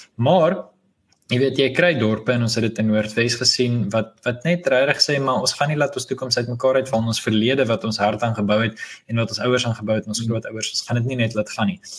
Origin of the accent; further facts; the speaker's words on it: South Africa; as Afrikaners